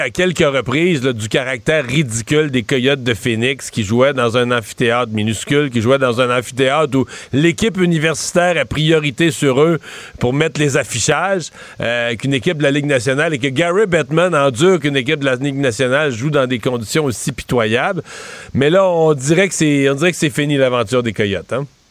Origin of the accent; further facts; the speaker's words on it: Témiscouata, Quebec, Canada; C'est dans le Témiscouata, c'est le comté ah. voisin, mais c'est tout à fait dans mon coin de pays